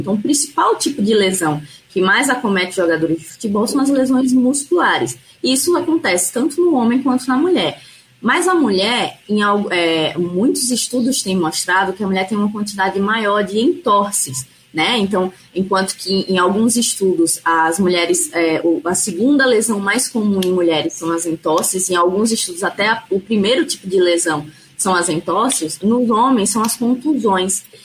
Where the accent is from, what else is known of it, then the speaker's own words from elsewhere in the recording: Alagoas, Brazil; also born or lived in São Paulo; eu sou alagoana, é, me formei aqui em Alagoas